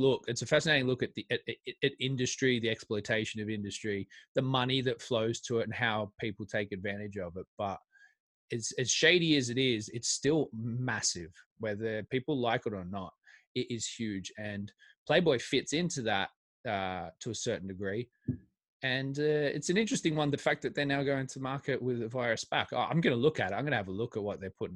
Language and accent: English; Australia; I'm Australian